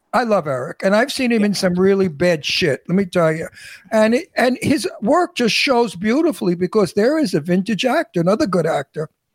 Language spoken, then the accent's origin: English; New York City, New York, United States; accent: Brooklyn; born and raised in Brooklyn